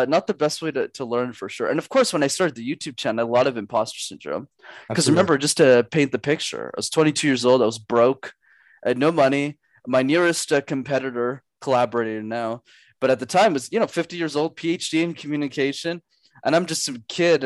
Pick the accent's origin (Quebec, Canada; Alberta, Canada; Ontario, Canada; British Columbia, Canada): Quebec, Canada; Montreal; I grew up in Montreal, Canada